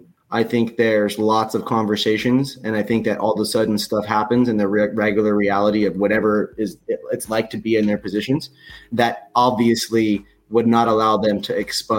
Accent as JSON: {"language": "English", "town": "Renton", "region": "Washington", "country": "United States", "tie": "born or raised there", "moved": "yes", "lives_now": "Los Angeles, United States", "said": "I'm not from Washington State. I grew up there, lived there, became who I am there. I am from Renton, Kent area."}